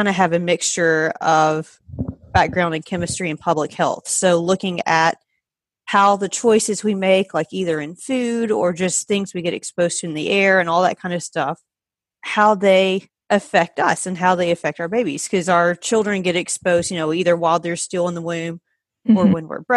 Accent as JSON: {"language": "English", "region": "Georgia", "country": "United States", "moved": "as an adult", "lives_now": "Pennsylvania, United States", "said": "I am originally from Georgia. I've been in Pennsylvania for about 5.5 years now, so I moved up here for a job"}